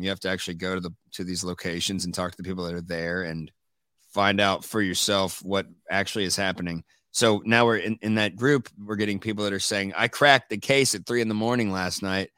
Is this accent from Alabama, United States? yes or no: no; Dayton, Ohio, United States; also born or lived in Northern California; now in Austin, United States; I moved here from, uh, Northern California, but I'm originally from Ohio, Dayton, Ohio